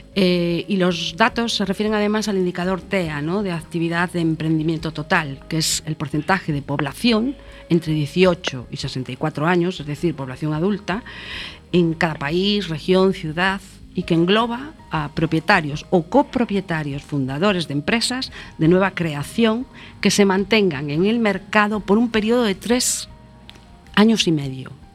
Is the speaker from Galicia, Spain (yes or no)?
yes; Galicia, Spain; como buena gallega que soy